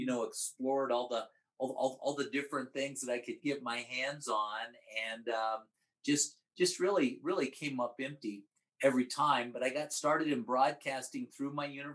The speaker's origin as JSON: {"language": "English", "town": "Omaha", "region": "Nebraska", "country": "United States", "tie": "born or raised there", "also_born_or_lived": "Missouri / Amarillo", "moved": "as an adult", "lives_now": "New Mexico, United States", "said": "worked in my hometown in Omaha"}